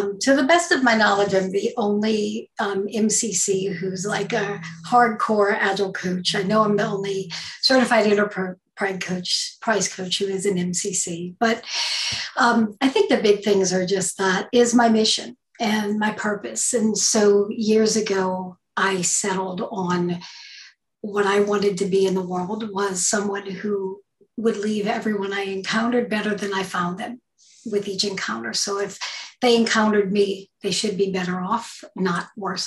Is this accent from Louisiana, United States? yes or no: yes; St. Bernard Parish, Louisiana, United States; I grew up in St. Bernard Parish, Louisiana